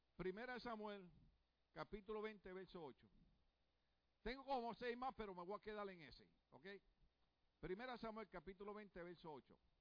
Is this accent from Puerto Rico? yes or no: yes; Puerto Rico; soy puertorriqueño